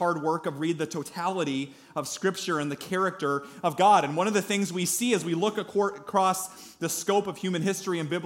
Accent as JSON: {"language": "English", "town": "Story City", "region": "Iowa", "country": "United States", "said": "I'm from Story City. Does anybody know where Story City is? Middle of Iowa"}